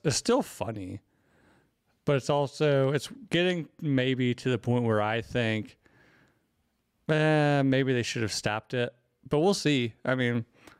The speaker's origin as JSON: {"language": "English", "region": "the South", "country": "United States", "tie": "born or raised there", "said": "Especially, I grew up in the South where there are, like, those mega churches."}